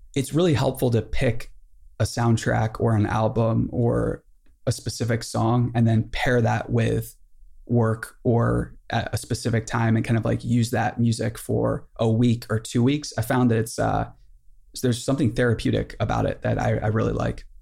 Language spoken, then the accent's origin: English; Boonsboro, United States; I'm from Boonesboro